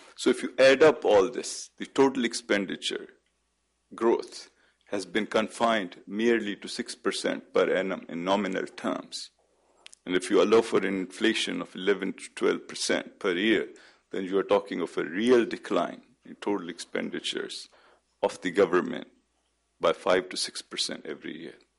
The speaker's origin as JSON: {"language": "English", "country": "Pakistan", "said": "as a Pakistani"}